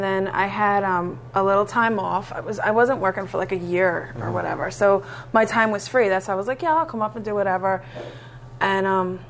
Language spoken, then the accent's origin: English; Bridgeport, Pennsylvania, United States; I'm from Bridgeport. {S0} Okay. {S2} Grew up in Bridgeport, went to Upper Marion.